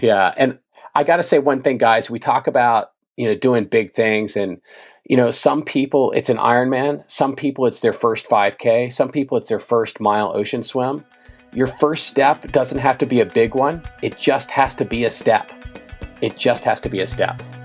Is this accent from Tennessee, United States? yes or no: yes; Tennessee, United States; I grew up in Tennessee, not on a beach somewhere, but on the Mississippi River